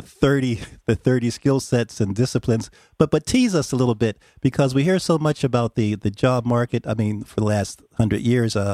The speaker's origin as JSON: {"language": "English", "region": "Pennsylvania", "country": "United States", "said": "I'm from Pennsylvania"}